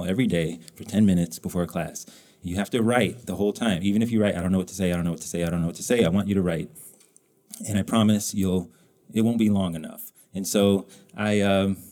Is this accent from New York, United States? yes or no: no; New Mexico, United States; I grew up in New Mexico